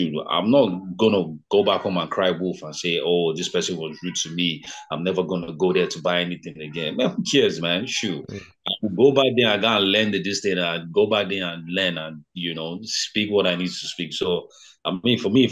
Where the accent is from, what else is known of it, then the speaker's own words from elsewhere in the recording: Ota, Ogun State, Nigeria; first language Yoruba; English is a second language; moved away as an adult; I come from Ota, from Ogun State, Ota. My hometown is called Ota